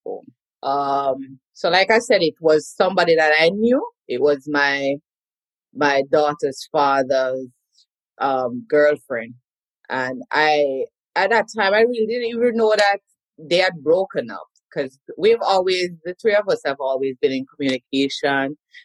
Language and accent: English; Kingston, Jamaica; moved away as an adult; now in United States; So I'm a Kingston girl. I'm originally from Duhaney Park, Kingston 20, right under the clock, born at Whitfield Nursing Home